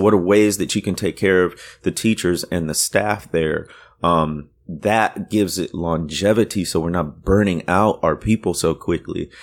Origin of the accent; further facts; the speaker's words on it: Waukegan, Illinois, United States; moved away; also born or lived in Deep South; my town where I grew up, nobody's knows it or he- has heard of it, but it's where, um, uh, the the author Ray Bradbury came from